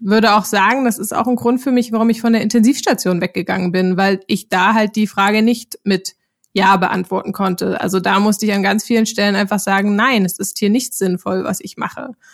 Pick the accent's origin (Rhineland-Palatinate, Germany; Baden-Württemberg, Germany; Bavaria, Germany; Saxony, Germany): Saxony, Germany; Zwickau; moved away as an adult; also born or lived in Lübeck; now in Berlin, Germany; ursprünglich bin ich in Zwickau in Sachsen aufgewachsen